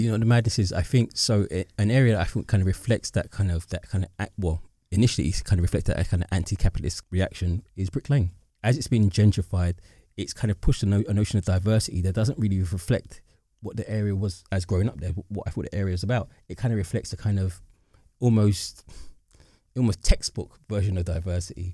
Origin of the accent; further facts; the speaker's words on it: London, United Kingdom; growing up in the Docklands, right, it's the area of high development